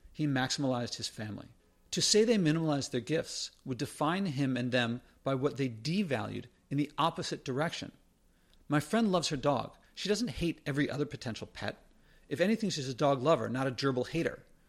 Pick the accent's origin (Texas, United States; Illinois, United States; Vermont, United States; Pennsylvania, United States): Pennsylvania, United States; Philadelphia; I'm from Philadelphia